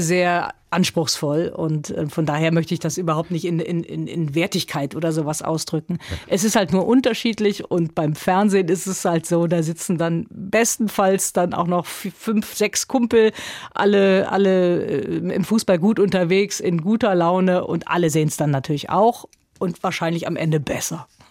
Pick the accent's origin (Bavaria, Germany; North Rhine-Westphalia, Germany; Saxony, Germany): North Rhine-Westphalia, Germany; Neunkirchen-Seelscheid; also born or lived in Lisbon; vor Einschulung schon Rheinland, äh, dieses kleine Örtchen Neunkirchen-Seelscheid, das ist dann schon meine Heimat.